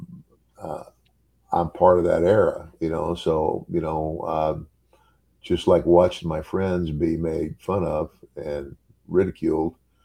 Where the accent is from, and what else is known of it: Omaha, Nebraska, United States; born or raised there; moved away; also born or lived in Willcox, Arizona